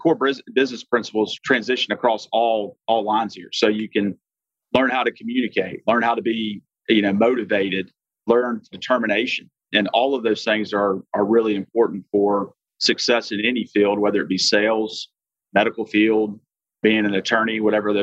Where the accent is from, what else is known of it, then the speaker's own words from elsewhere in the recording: Jackson, Mississippi, United States; also born or lived in Birmingham, Alabama / New Orleans, Louisiana; I grew up in Jackson, Mississippi area